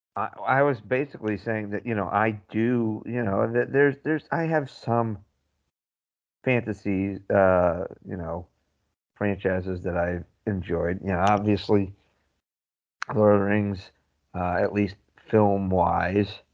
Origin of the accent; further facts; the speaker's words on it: Ireland; we're Irish